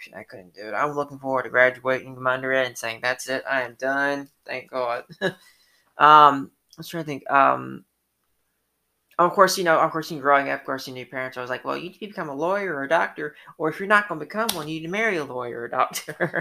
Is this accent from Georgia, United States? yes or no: yes; Atlanta, Georgia, United States; I grew up in Atlanta